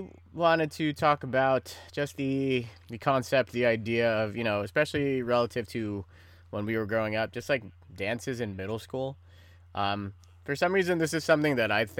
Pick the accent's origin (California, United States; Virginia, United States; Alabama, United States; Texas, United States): California, United States; Pacifica; growing up in Pacifica, because our town was so like closed in and shit